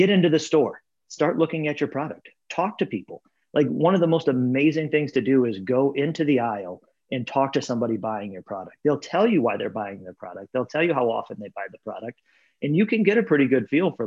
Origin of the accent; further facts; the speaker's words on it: Michigan, United States; moved away as an adult; also born or lived in Columbus / Minneapolis / Tampa / Cleveland; now in Cincinnati, United States; I grew up in Michigan